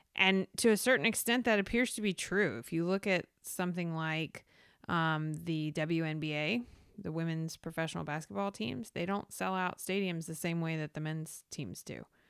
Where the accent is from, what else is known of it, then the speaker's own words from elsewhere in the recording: the South, United States; I'm from the South